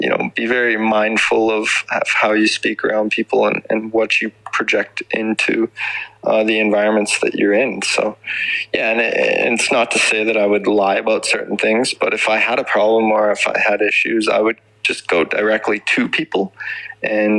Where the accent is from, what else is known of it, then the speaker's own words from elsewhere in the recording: Swift Current, Saskatchewan, Canada; growing up in Swift Current, Saskatchewan